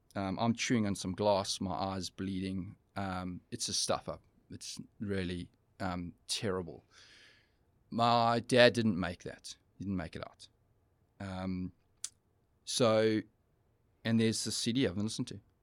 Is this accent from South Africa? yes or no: yes; East London, Eastern Cape, South Africa; We, we're traveling from Joburg to, uh, to our hometown of East London